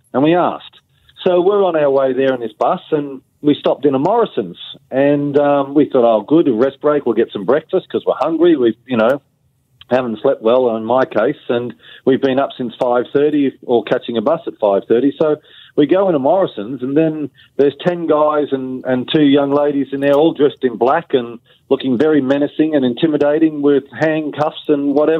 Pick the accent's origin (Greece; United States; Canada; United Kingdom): United Kingdom; You know, we're British seafarers, and that wasn't what we were told was going to happen.